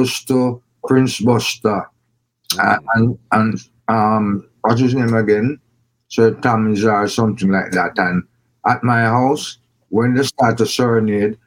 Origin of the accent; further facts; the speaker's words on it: Kingston, Kingston Parish, Jamaica; Then I moved to this great, one of the greatest places on earth, Trenchtown.